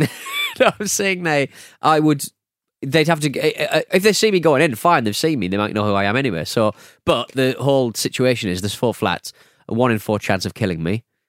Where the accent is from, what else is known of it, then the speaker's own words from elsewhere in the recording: United Kingdom; I'm very British